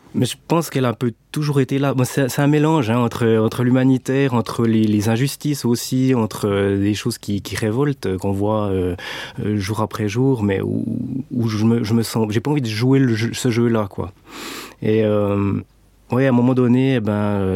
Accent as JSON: {"language": "French", "country": "Switzerland", "said": "bon Suisse bien formaté"}